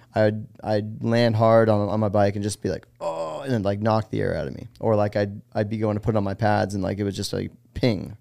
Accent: Los Gatos, California, United States; moved away as an adult; now in Greenville, United States; from California, a town called Los Gatos

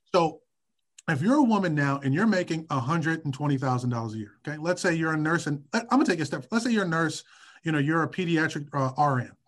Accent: Detroit, Michigan, United States; also born or lived in New York; now in Washington, D.C., United States; I was born and raised in Detroit and in the Midwest.

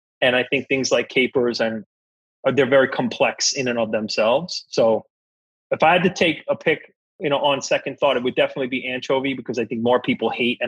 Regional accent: New York City, New York, United States; accent: heavy New York accent; And I felt like as an Italian American, second generation, growing up in New York, in the boroughs, used to formerly having a very heavy accent, I felt like there were times when I was underestimated

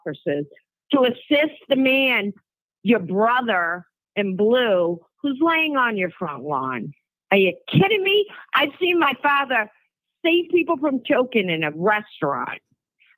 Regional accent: Worcester, Massachusetts, United States; I grew up in Worcester, Massachusetts

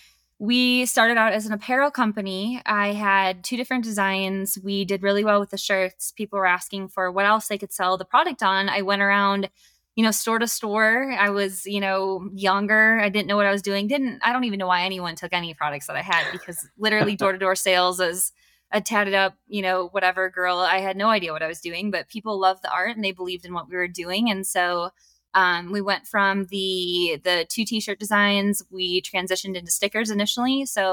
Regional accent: Wisconsin, United States; now in Colorado, United States; I was born in Wisconsin.

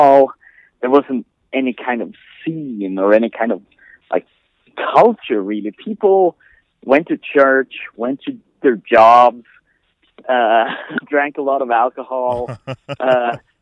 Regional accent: the very north of Sweden, northern Sweden, Sweden; now in El Paso, United States; I was born 40 years ago. I'm old. in the very north of Sweden, you would have to go by car, like 10 hours north of Stockholm, perhaps.

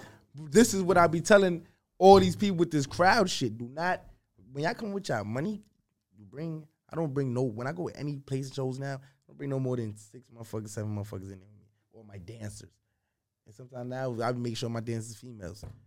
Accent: New York City, New York, United States; I'm from New York.

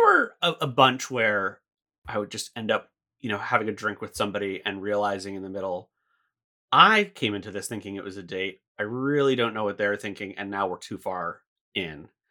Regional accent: United States; moved away as an adult; I was maybe six weeks away from moving back to the States

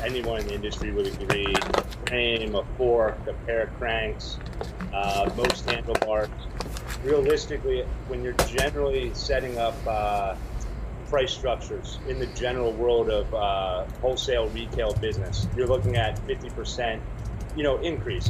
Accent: Baltimore, Maryland, United States; moved away as an adult; also born or lived in Las Vegas / East Coast; I grew up in Baltimore and then moved to Vegas when I was 18

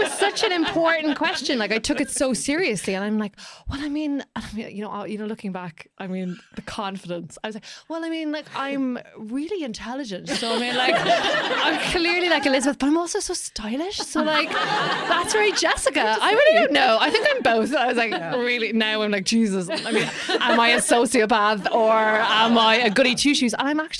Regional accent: Ireland; as Irish people

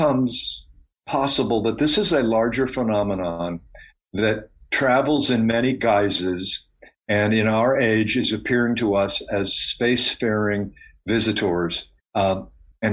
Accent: Ohio, United States; when I was a kid growing up in Ohio

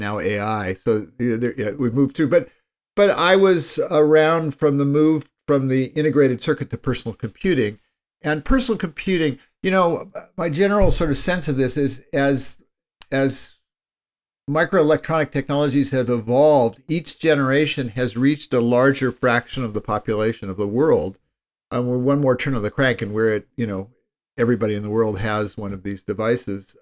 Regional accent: Palo Alto, California, United States; I grew up in Palo Alto, California, which ended up being, uh, part of Silicon

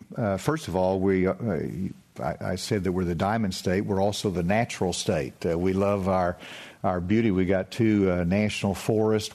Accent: Spavinaw Creek, Arkansas, United States; I grew up in the Spavanaugh Creek, and, uh, I drank out of the creek

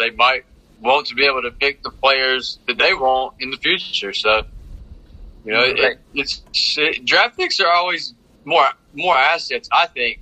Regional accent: North Carolina, United States; now in Miami, United States; If you can't tell by my accent, I'm from North Carolina originally

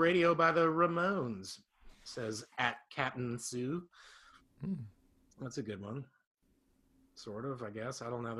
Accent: Barnstable, Massachusetts, United States; born or raised there

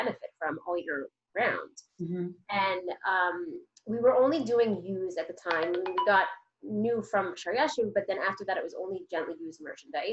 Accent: New Hampshire, United States; moved away as an adult; also born or lived in Manhattan, New York; now in Bayswater, United States; I grew up in New Hampshire. I was there until I went to college, and then I moved to Manhattan.

